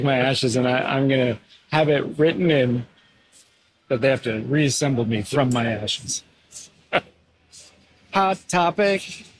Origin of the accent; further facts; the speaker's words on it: Whittier, California, United States; I was born in Whittier.